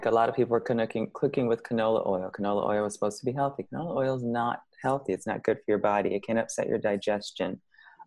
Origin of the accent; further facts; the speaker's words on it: Chicago, Illinois, United States; I'm from Chicago.